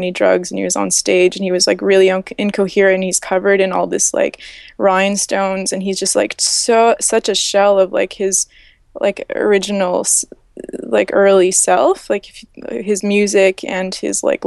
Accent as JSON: {"language": "English", "country": "Canada", "said": "I'm from Canada"}